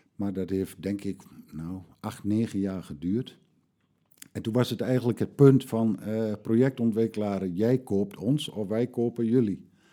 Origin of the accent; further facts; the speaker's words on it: Vriezenveen, Overijssel, Netherlands; ik ben geboren in Veen